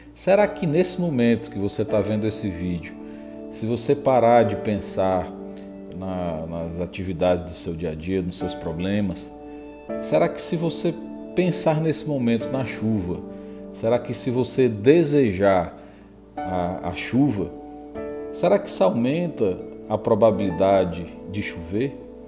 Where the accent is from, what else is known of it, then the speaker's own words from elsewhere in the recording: Northeast Region, Brazil; nós nordestinos